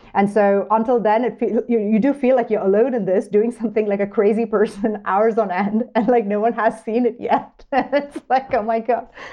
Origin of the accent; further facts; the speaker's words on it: New York, United States; moved away as an adult; now in Montana, United States; as a New Yorker